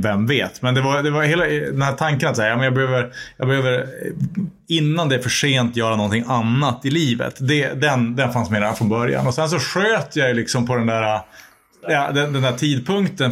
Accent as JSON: {"language": "Swedish", "town": "Örnsköldsvik", "region": "Västernorrland County", "country": "Sweden", "tie": "born or raised there", "said": "min hemstad Örnsköldsvik"}